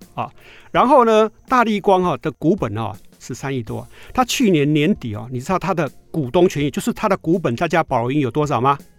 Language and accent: Chinese; Taiwan; 我们台湾人